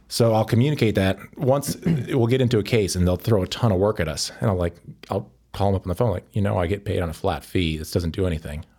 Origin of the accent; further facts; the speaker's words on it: Evansville, Wisconsin, United States; moved away as an adult; also born or lived in Saint Paul, Minnesota; now in Chicago, United States; I'm from Evansville, Wisconsin. Uh, it's a town of about three thousand people near Madison